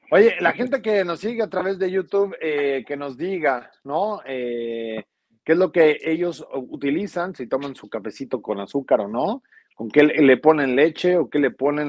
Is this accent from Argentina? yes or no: no; Mexico; somos mexicanos